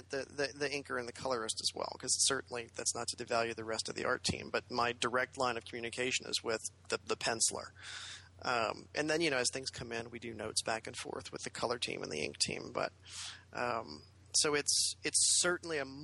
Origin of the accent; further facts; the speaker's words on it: New Orleans, Louisiana, United States; just outside of New Orleans, actually.